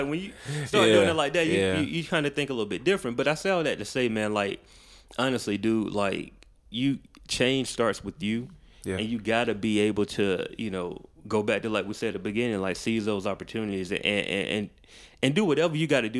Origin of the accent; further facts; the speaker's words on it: Macon, Georgia, United States; also born or lived in Atlanta; I was born here in Atlanta, right? But I'm from Macon.